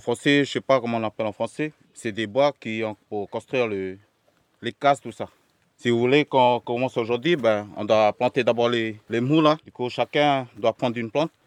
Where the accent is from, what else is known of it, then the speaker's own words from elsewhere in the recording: Nétché, Maré, Loyalty Islands Province, New Caledonia; Je suis originaire de Nété